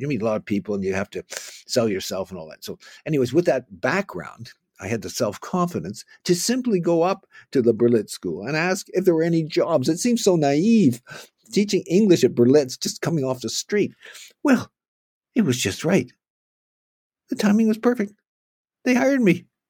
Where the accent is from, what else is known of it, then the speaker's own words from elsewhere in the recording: Oakville, Ontario, Canada; I was top dog in my hometown of Oakville.